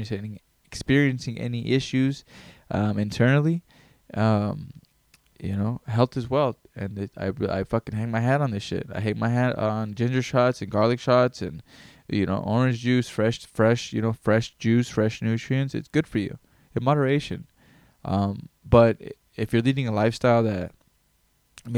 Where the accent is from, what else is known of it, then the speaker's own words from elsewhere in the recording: Greenville, California, United States; I grew up in Greenville, California.